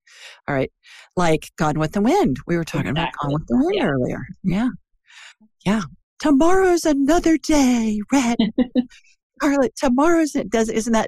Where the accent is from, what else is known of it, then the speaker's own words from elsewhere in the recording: Ohio, United States; now in Birmingham, United States; I'm obviously not from the South. I'm a Yankee who's transplanted. Are you? Yeah, Ohio.